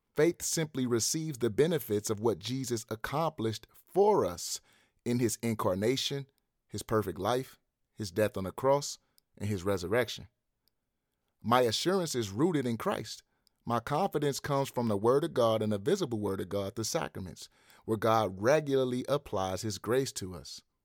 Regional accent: St. Louis, Missouri, United States; I'm an American African male from the hood in Saint Louis, Missouri.

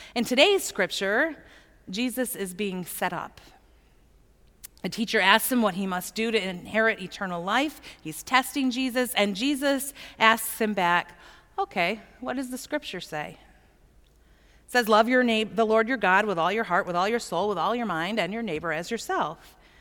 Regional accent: Plymouth, Michigan, United States; I grew up in Plymouth

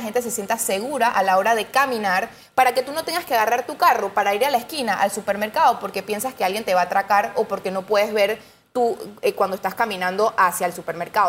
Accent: Panama; nosotros como panameños

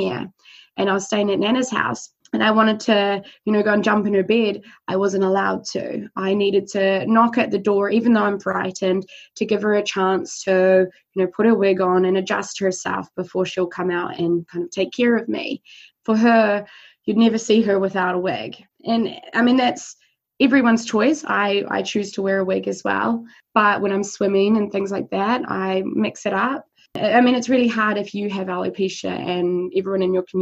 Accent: New Zealand; born or raised there; moved away

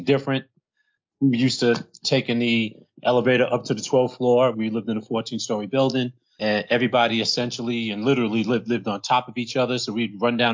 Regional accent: New York City, New York, United States; I was raised by a two-parent household with one younger brother in what is known as the East New York section of Brooklyn, New York

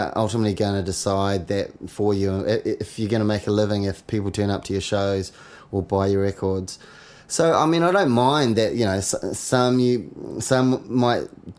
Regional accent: New Zealand; We're from New Zealand. Yeah. We're like little brother to everybody.

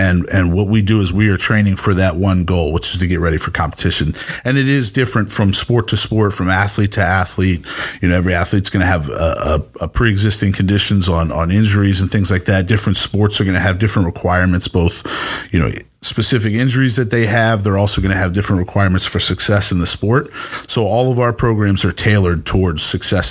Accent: Southern Maryland, United States; moved away as an adult; also born or lived in Texas; I grew up in Southern Maryland

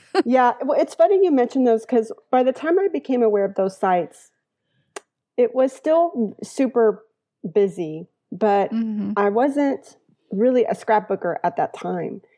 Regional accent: Sugar Land, Texas, United States; now in San Antonio, United States; I lived in Sugar Land when I was smaller. My mother's family's from Houston

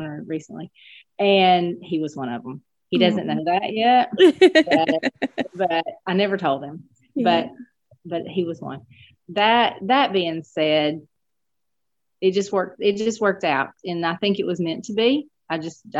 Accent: Huntsville, Alabama, United States; now in Scottsboro, United States; I grew up in Huntsville, which is a Madison County city. Mm-hmm. But I've lived in Scottsboro longer than I've lived in Huntsville.

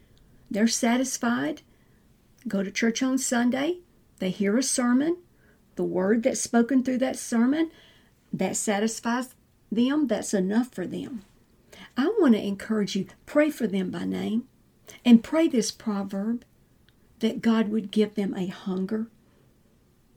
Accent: the South, United States; we're in the South. I was raised in the South

